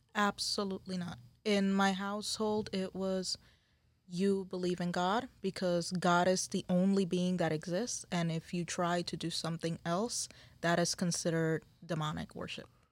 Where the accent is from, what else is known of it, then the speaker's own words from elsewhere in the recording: San Juan, Puerto Rico; moved away; I am from Puerto Rico, Boriquén, Isla del Encanto